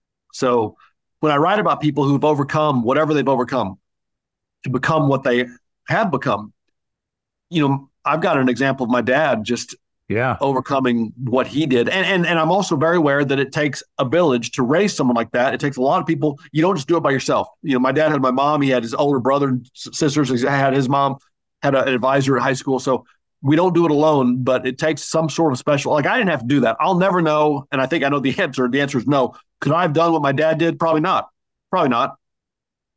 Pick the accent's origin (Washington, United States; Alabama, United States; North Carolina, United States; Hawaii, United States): Hawaii, United States; born there; also born or lived in Indiana; I'm not a pure military brat, but I was born in Hawaii because he was in Vietnam.